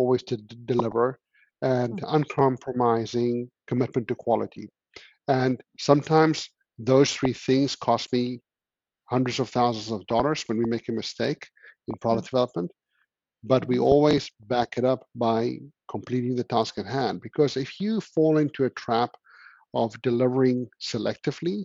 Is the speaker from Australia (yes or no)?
no; South Africa; being South African